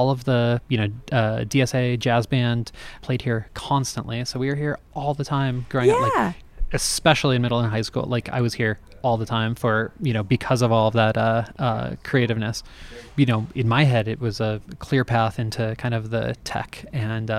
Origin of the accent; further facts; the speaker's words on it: Denver, Colorado, United States; also born or lived in California; I was conceived and raised in Denver. I was born in California